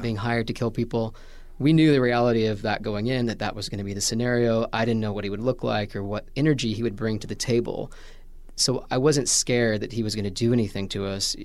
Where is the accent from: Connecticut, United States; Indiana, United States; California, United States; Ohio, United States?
Indiana, United States; Washington; moved away as an adult; also born or lived in Vincennes, Indiana; Southern Indiana, a town called Washington, Indiana